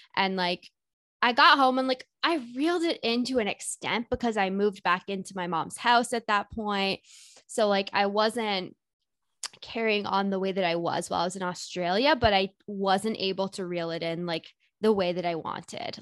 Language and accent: English; Whitby, Ontario, Canada; moved away as an adult; now in Toronto, Canada; I live in Toronto, Ontario, but I grew up in Whitby, which is just like 45 minutes east of the city